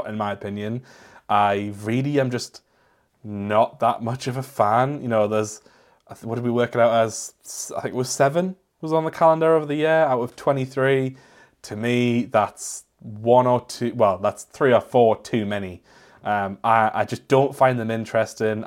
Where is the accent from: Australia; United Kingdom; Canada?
United Kingdom; I am British